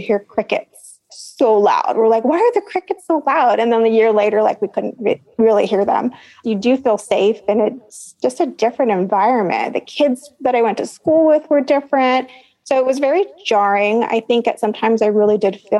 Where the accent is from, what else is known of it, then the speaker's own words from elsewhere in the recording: San Jose, California, United States; also born or lived in Los Angeles; now in Santa Cruz, United States; I was actually born in Los Angeles. And then before I was 1 year old, we moved back to San Jose. So like East San Jose, where my parents were from